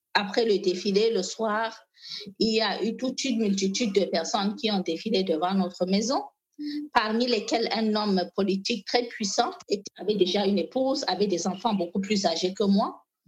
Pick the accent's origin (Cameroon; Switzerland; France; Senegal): Cameroon; Maroua, Far North; French is a second language; je viens du Grand Nord Cameroun, plus précisément de la ville de Maroua